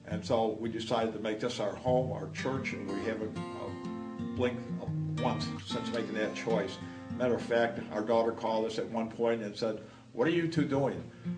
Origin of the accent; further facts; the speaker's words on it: New York, United States; also born or lived in South Dakota; I was born in 1937 in South Dakota, and we moved out to New York in 1941, and my family proceeded to move from town to town until we eventually wound up in Webster.